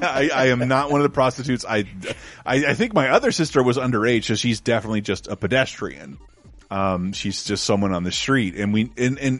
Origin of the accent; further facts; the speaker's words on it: Florida, United States; moved away; also born or lived in San Francisco; Growing up in Florida is weird